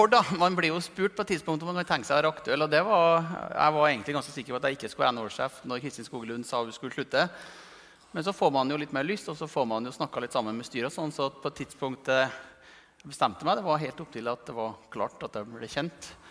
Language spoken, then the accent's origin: Norwegian; Malm, Trøndelag, Norway; jeg er fra Malm, Malm i Nord-Trøndelag, et gruvesamfunn. Så jeg, jeg kommer jo fra bygda, men jeg vokste opp i et industrisamfunn